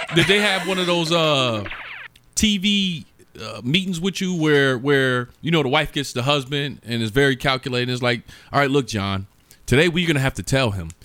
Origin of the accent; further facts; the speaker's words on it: Buffalo, New York, United States; moved away; I'm from Buffalo, New York